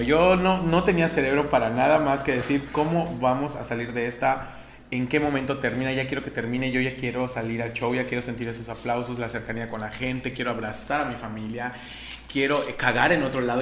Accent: Yucatán, Mexico; Y los yucatecos no somos excepción

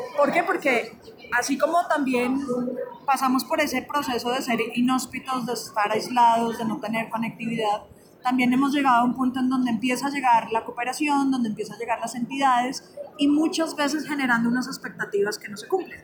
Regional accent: Colombia; yo soy colombiana

